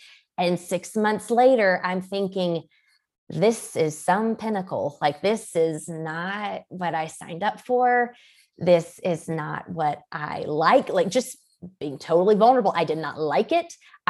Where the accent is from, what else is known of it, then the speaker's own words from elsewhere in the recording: Georgia, United States; I come from Georgia and in the good old South, most women are married by 21, 2 or 3 kids by 25.